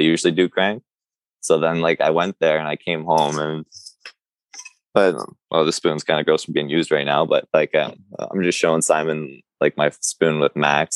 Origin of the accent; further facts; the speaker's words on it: Curve Lake, Ontario, Canada; I grew up in Curve Lake all my life